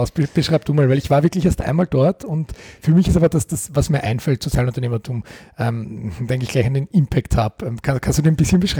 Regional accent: Eastern Austria, Austria; da gibt es bei uns im Osten Österreichs den Begriff Vereinsmeierei

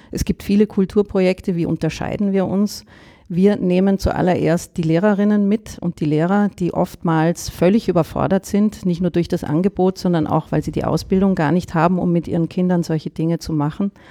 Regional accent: Germany; moved away as an adult; now in Vienna, Austria; Ich bin eine Deutsche. Ich sage es gleich voraus, äh, muss alle vorwarnen. Bin aber schon seit zwölf Jahren in Wien durch die Liebe, durch meinen Mann nach Wien gekommen, der Österreicher ist.

